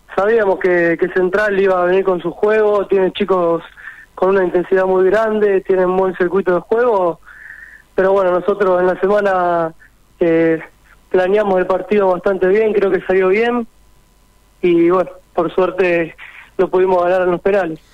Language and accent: Spanish; San Genaro, Santa Fe, Argentina; also born or lived in Rosario; primero estuve en San Genaro, que es el club donde yo nací